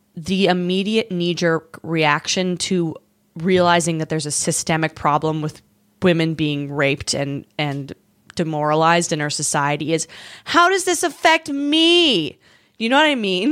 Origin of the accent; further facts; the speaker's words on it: Canada; now in United States; as a Canadian